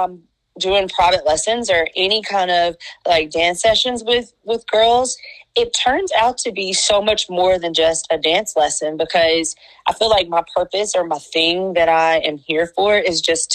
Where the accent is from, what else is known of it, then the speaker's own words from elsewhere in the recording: Picayune, Mississippi, United States; I am from the beautiful state of Mississippi, born and raised in Picayune